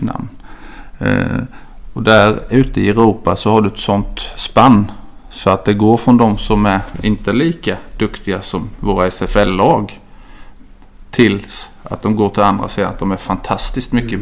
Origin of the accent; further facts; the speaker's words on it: Ljungby, Kronoberg County, Sweden; moved away as an adult; also born or lived in Växjö; now in Tumba, Sweden; Jag kommer inte lika långt ner som till Skåne men väl till Småland. Så jag är mm. född och uppvuxen i Ljungby